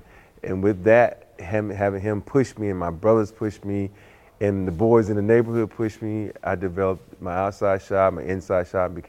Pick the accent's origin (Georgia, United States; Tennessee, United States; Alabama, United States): Alabama, United States; Andalusia; the people I grew up in Andalusia, Alabama